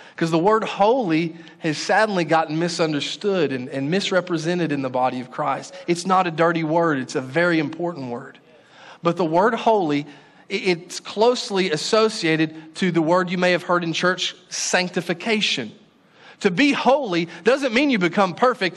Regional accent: Paris, Texas, United States; the church that I grew up in Paris, Texas

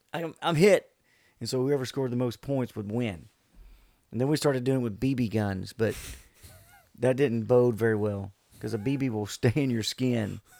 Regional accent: Bayou George, Florida, United States; moved away as an adult; Bayou George was uh, a unique place to grow up.

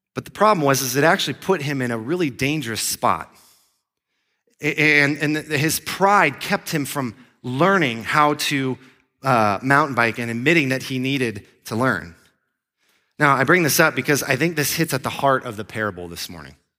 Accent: Florida, United States; moved away as an adult; also born or lived in Grand Junction, Colorado; I grew up in Florida.

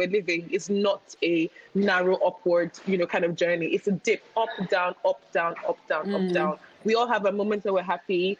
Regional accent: Nigeria; as a Nigerian

